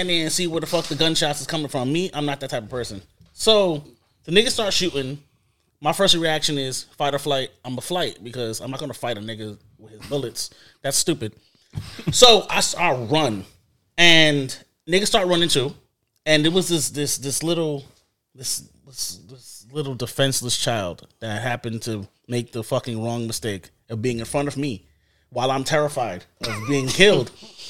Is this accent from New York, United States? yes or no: yes; New York City, New York, United States; So, I'm from Flatbush Crown Heights.